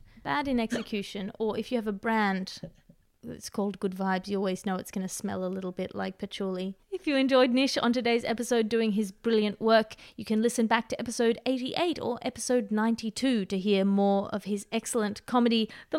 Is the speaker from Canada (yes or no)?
yes; Canada; Now, speaking as a Canadian, I am highly sensitive to the way my country is portrayed on the international or indeed interdimensional stage.